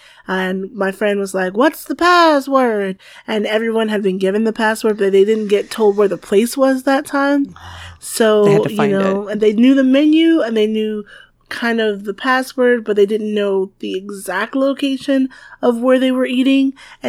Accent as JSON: {"language": "English", "region": "the South", "country": "United States", "said": "I'm from the South. We use lots of butter."}